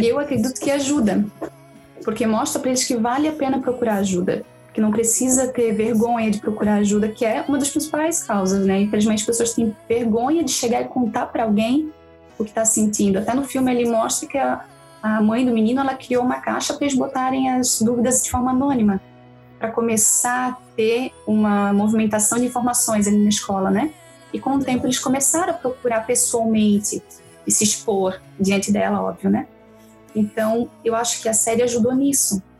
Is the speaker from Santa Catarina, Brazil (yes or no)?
yes; Brusque, Santa Catarina, Brazil; sou de Brusque, Santa Catarina